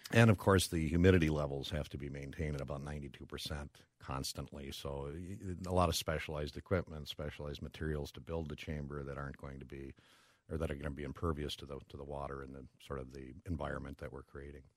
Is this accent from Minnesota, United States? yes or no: yes; Brooklyn Park, Minnesota, United States; I'm a Minnesota boy. Grew up, uh, born and raised in, uh, Brooklyn Park.